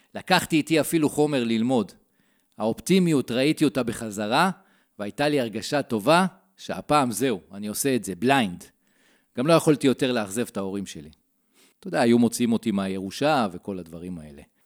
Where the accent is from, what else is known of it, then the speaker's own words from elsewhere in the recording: Modiin, Central District, Israel; אני בן ארבעים וארבע, ממודיעין